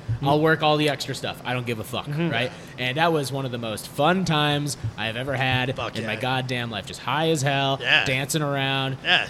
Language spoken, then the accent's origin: English; Syracuse, New York, United States; I grew up in Syracuse, New York